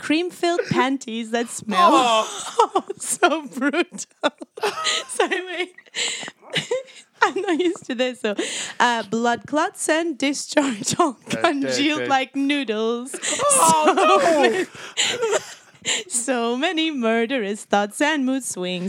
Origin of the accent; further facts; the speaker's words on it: Scotland, United Kingdom; I grew up in Scotland